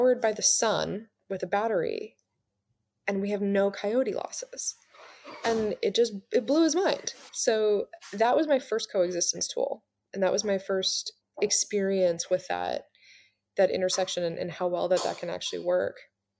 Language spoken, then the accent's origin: English; Mendocino coast, California, United States; growing up in California on the Mendocino coast